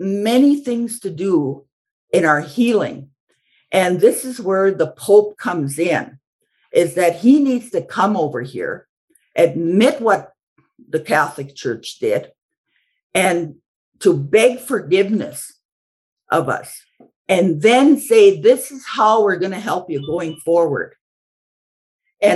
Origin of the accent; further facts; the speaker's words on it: Cowessess First Nation, Saskatchewan, Canada; I'm from the Cowessess First Nation, which is a Cree and Ojibwe tribes.